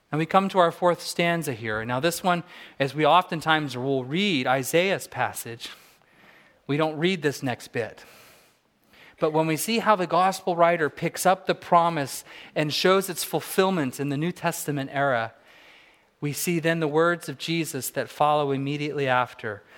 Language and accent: English; Southern California, United States; now in Fairbanks, United States; I grew up in Southern California